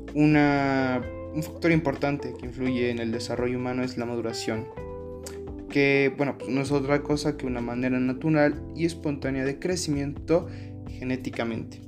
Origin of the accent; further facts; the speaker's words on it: Mexico; uno como mexicano